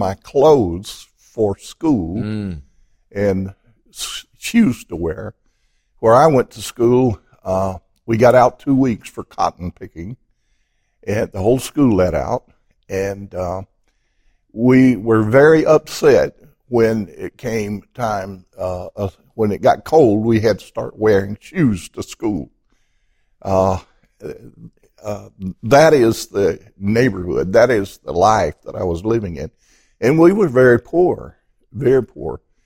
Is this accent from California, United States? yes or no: no; Piedmont, Alabama, United States; From the little town of Piedmont, Alabama. About 5,000 people. And it's surrounded by what we call in Piedmont mountains. And it is a beautiful place on the earth. And I grew up there